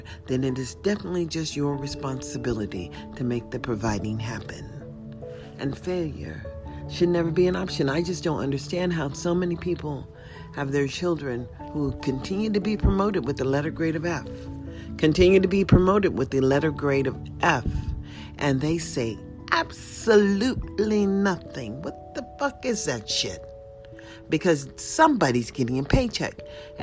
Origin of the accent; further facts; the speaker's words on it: United States; as an American citizen